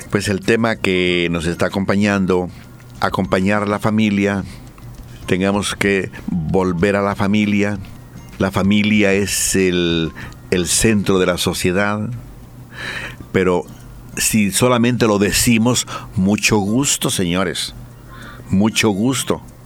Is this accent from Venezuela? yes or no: no; Mexico; now in Bolivia; Las grandes universidades la fundaron los, los sacerdotes, los franciscanos, los eh, dominicos, los mercedarios, los agustinos. Estoy hablando de mi tierra.